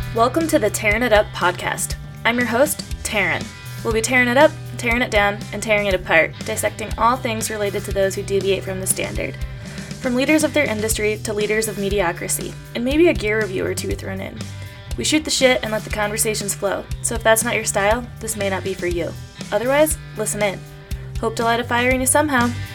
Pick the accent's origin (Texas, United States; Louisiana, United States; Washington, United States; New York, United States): Washington, United States; Tacoma; that's where I'm from